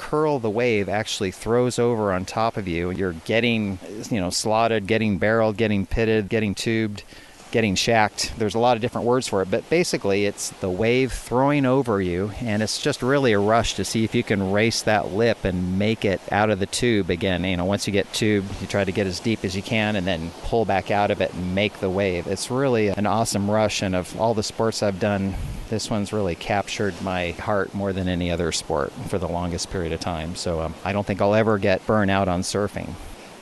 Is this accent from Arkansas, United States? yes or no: no; Southern California, United States; also born or lived in Steamboat Springs, Colorado; now in Panama; I grew up in Southern California.